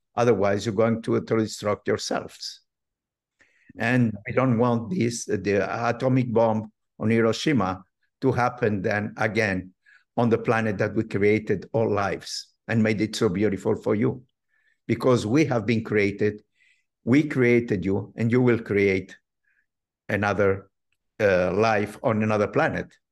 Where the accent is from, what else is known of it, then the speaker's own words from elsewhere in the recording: Morocco; moved away; I have been brought up in a religious, traditional family, uh, very well known in North Africa, in Morocco.